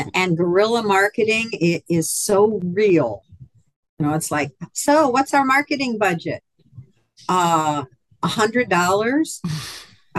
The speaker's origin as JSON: {"language": "English", "town": "Philadelphia", "region": "Pennsylvania", "country": "United States", "tie": "born or raised there", "also_born_or_lived": "West Coast", "moved": "yes", "lives_now": "Hot Springs Village, United States", "said": "I was actually born and raised in Philadelphia"}